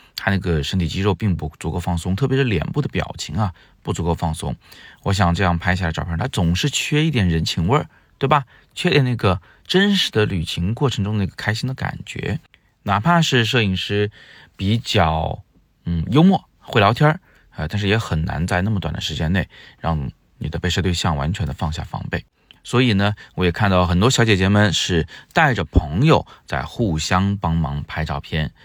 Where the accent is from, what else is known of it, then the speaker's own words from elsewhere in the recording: Changsha, Zhuzhou, Hunan, China; now in Beijing, China; 湖南的长沙、株洲，我们的家乡